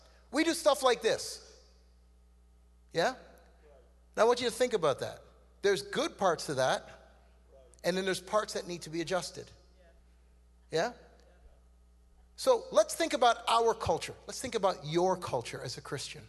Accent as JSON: {"language": "English", "country": "Canada", "tie": "born or raised there", "also_born_or_lived": "Trinidad", "accent": "Canadian", "said": "I was born in Trinidad. I came to Canada when I was 2 years old. I'm Canadian, by the way. You can tell by how I'm talking"}